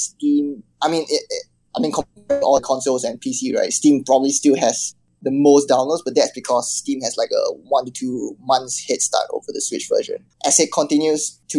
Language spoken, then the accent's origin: English; Singapore; I'm from Singapore, which is considered like Southeast Asia